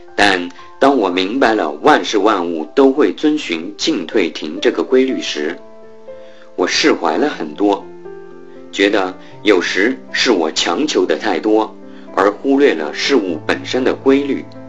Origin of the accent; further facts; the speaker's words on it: Liuyang, Hunan, China; now in Beijing, China; 我来自湖南浏阳，现在在北京华联集团旗下的一家物业管理公司从事财务工作